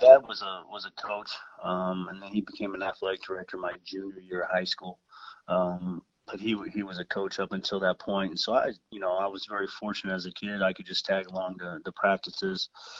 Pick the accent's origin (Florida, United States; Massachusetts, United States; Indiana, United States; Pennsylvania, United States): Indiana, United States; Indianapolis; when I was born in Indianapolis, my dad was coaching at Lebanon High School.